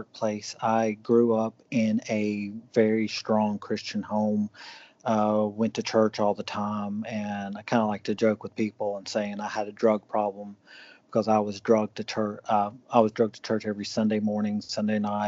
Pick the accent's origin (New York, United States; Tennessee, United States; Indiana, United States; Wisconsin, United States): Tennessee, United States; Cleveland; also born or lived in Atlanta, Georgia / Brussels, Belgium / Paris, France / Uruguay; I'm from Cleveland, Tennessee.